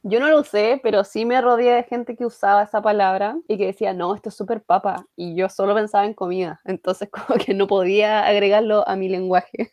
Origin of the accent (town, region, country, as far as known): Chile